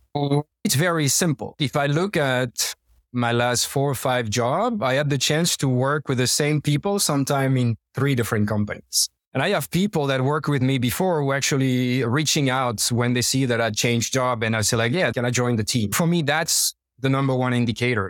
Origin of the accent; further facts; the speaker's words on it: Normandy, France; English is a second language; moved away as an adult; I'm French, but I left French about 20 years ago. Born and raised in Normandy, northwest of French, by the sea